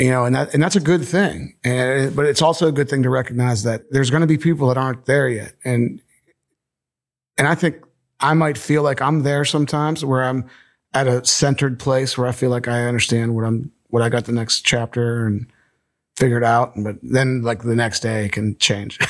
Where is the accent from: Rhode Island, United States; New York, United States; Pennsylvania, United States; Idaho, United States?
Pennsylvania, United States; Bethel Park; also born or lived in Monongahela, Pennsylvania; I grew up in Monongahela, um, Bethel Park till I was ten, then my parents split up, and then I went to where my mom grew up in Monongahela, and I graduated from Ringgold